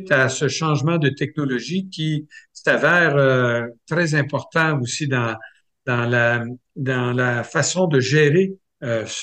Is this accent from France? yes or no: no; Saint-Hyacinthe, Quebec, Canada; mais le diocèse d'où je viens, moi je viens du diocèse de Saint-Hyacinthe